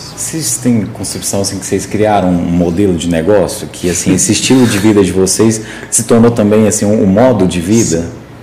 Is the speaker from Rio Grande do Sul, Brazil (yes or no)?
no; Morrinhos, Goiás, Brazil; eu nasci em Morrinhos aqui do lado